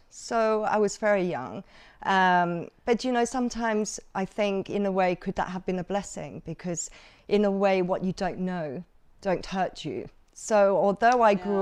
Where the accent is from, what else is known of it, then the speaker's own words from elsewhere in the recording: Hong Kong; also born or lived in Macau; it was difficult growing up in Hong Kong and Macau